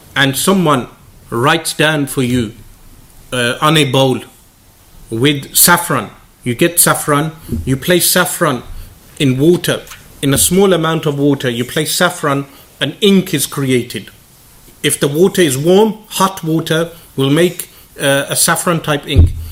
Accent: United Kingdom; me being a British boy, not being raised in Pakistan

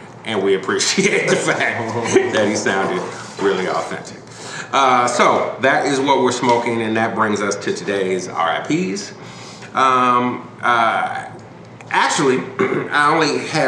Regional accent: Chicago, Illinois, United States; where I am from, being a Chicagoan

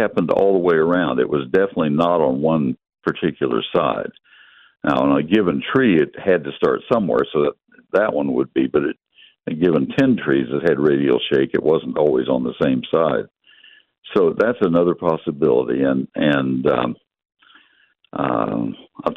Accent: College Station, Texas, United States; I grew up in College Station, and we had water oaks there.

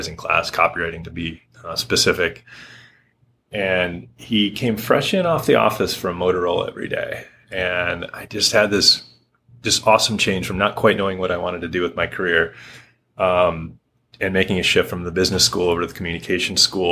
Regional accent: Harbor Springs, Michigan, United States; moved away as an adult; also born or lived in Grosse Pointe, Michigan / Grand Rapids, Michigan; now in Hood River, United States; born and raised in Michigan

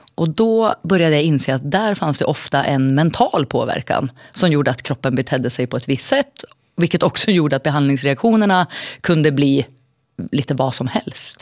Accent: Surahammar, Västmanland, Sweden; now in Västerås, Sweden; Jag är en liten tjej från Surahammar från början

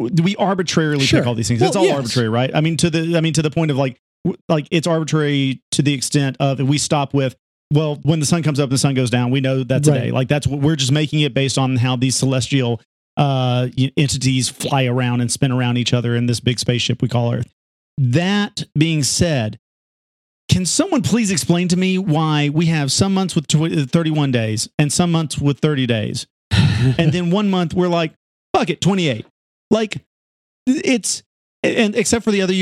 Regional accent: Georgia, United States; the resident Georgian

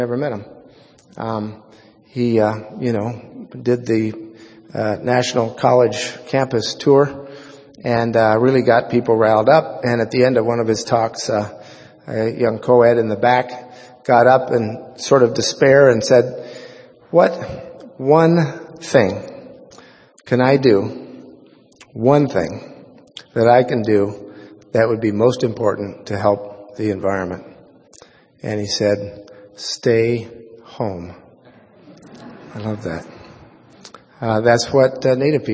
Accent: Oregon, United States; the most important influence in my life was growing up in Oregon

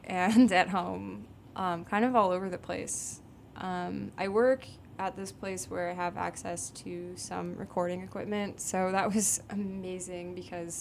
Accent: Byron, Illinois, United States; moved away as an adult; also born or lived in Rockford, Illinois; now in Chicago, United States; Technically, I grew up in Byron, which is a really small town that is, like, 30 minutes outside of Rockford.

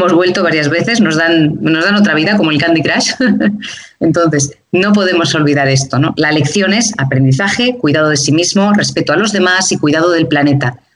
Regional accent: Madrid, Community of Madrid, Spain; moved away as an adult; now in Mallorca, Spain; Soy de Madrid, pero ahora estoy viviendo en Mallorca, en las Baleares.

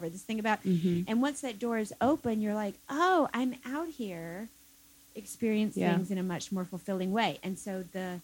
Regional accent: South Carolina, United States; moved away as an adult; now in Michigan, United States; I'm from South Carolina

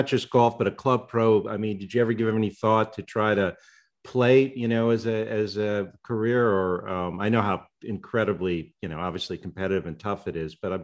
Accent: West Hartford, Connecticut, United States; now in Los Angeles, United States; I grew up in Central Connecticut in West Hartford

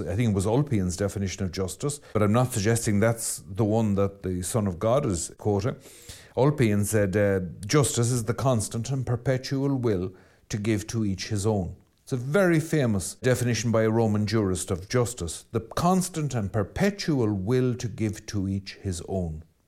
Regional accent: Ireland; I'm Irish

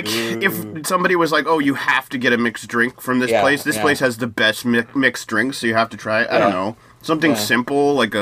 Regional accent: United States; As an American who didn't grow up during the time of Shirley Temple

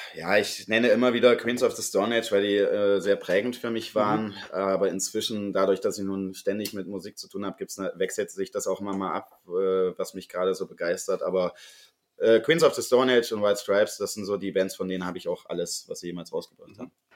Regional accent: Sangerhausen, Saxony-Anhalt, Germany; moved away as an adult; now in Leipzig, Germany; in Sangerhausen, wo ich ja herkomme

